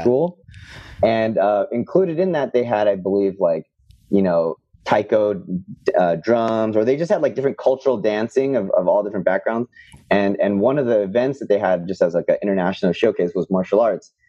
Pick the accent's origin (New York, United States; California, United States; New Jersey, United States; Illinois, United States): California, United States; Bay Area; I grew up in the Bay Area in California